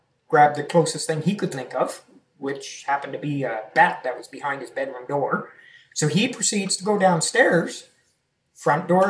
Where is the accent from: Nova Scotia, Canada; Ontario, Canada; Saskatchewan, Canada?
Nova Scotia, Canada; Yarmouth County; So I'm originally from Nova Scotia, mm-hmm. Yarmouth County.